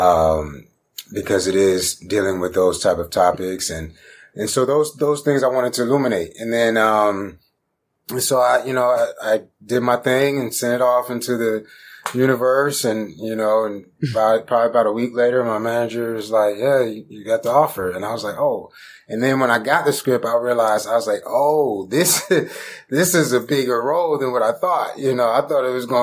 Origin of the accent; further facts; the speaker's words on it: Stone Mountain, Georgia, United States; originally I'm from Stone Mountain, Georgia, you know, east side of Atlanta.